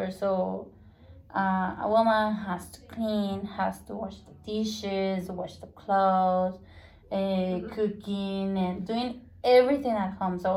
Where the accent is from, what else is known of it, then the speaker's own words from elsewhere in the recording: Spain; English is a second language; I oh, ah, know because I'm from Spain.